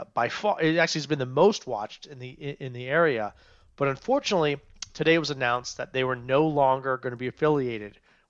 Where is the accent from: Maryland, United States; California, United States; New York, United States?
Maryland, United States; Today, actually, I am a Maryland guy. I grew up in Montgomery County.